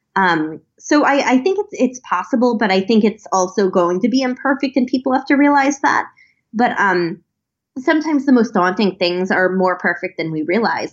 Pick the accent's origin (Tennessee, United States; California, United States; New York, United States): New York, United States; Long Island; I grew up on Long Island